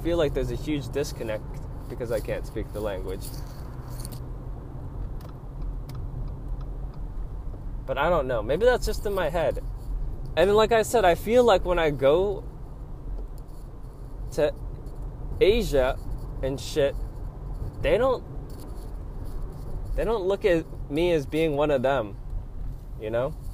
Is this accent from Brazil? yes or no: no; United States; I was born here, that my ethnicity would be American